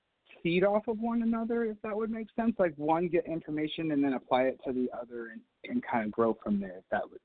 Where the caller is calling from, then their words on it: Tampa, Florida, United States; … from Tampa.